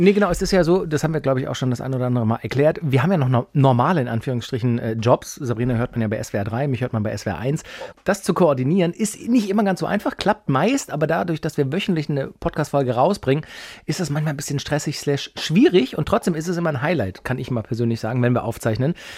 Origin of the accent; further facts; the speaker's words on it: Böblingen, Baden-Württemberg, Germany; bin ich halt doch Schwabe aus Böbling